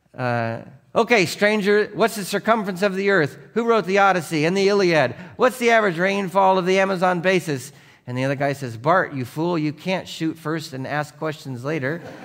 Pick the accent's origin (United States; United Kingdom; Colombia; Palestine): United States; Seattle, Washington; growing up in Seattle